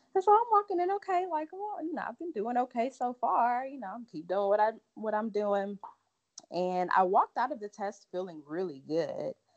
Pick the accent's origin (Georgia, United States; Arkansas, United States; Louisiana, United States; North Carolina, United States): Louisiana, United States; Lake Charles; moved away as an adult; also born or lived in Galveston, Texas / Memphis, Tennessee; now in Dallas, United States; I'm from Lake Charles, and Lake Charles, for anybody that's kind of familiar with Louisiana, is literally like 30 minutes from the border of Texas